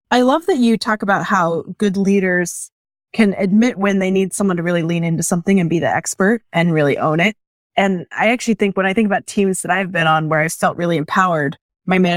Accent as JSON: {"language": "English", "town": "Spokane", "region": "Washington", "country": "United States", "tie": "born or raised there", "said": "I, by the way, I grew up in Spokane."}